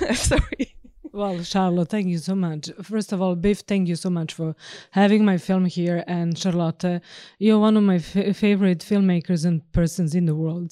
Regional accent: northern Serbia, Serbia; moved away as an adult; also born or lived in Bucharest, Romania; now in Norway; I was born and raised in Serbia, obviously. So, uh, uh, in northern part of Serbia

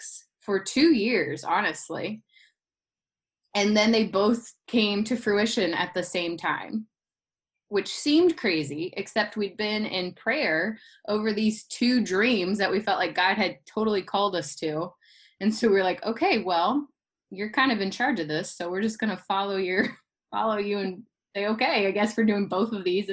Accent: Ohio, United States; moved away as an adult; also born or lived in Michigan / South Carolina; I'm originally from Ohio

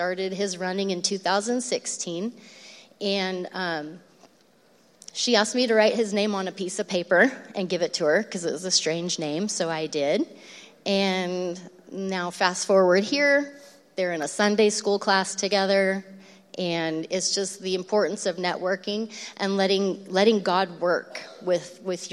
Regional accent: Lodi, California, United States; we grew up in the Mayberry of Lodi. You know, Lodi doesn't seem like a scary, dark place.

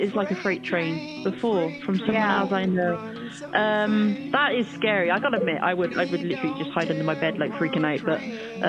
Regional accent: United Kingdom; I'm based in the UK, which you can probably tell by my accent.

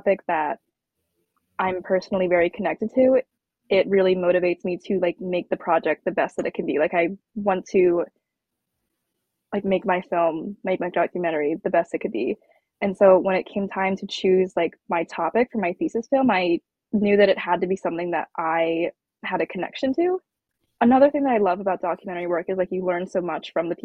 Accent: Pennsylvania, United States; moved away as an adult; also born or lived in Jiangxi, China; now in New York, United States; they brought me to Pennsylvania, like 45 minutes outside of Philadelphia, and like this super small, like very homogenous, like rural town. And that's where I spent all of my childhood.

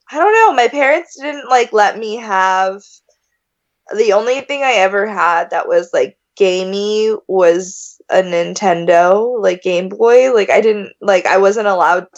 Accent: Tokyo, Japan; moved away; I grew up in Tokyo

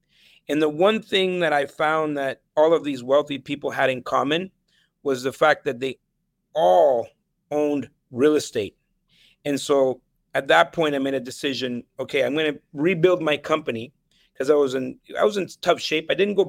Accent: El Salvador; born there; moved away; I was born in El Salvador, mm-hmm, in the 70s. And during that time, there was a civil war. I was actually in two different civil wars in Latin America.

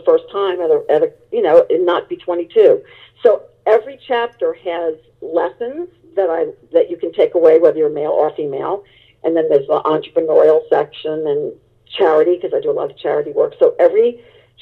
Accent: New Orleans, Louisiana, United States; moved away as an adult; I went back to my hometown, and it was of New Orleans

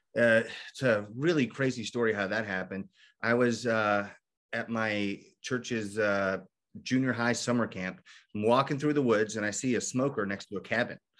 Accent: Kentucky, United States; also born or lived in Michigan; I grew up in Kentucky, so we moved back

